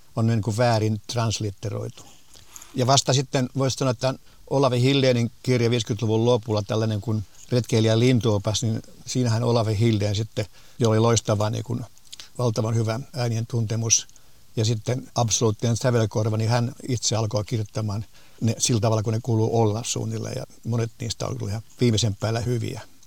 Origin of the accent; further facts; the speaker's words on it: Finland; meillä Suomessa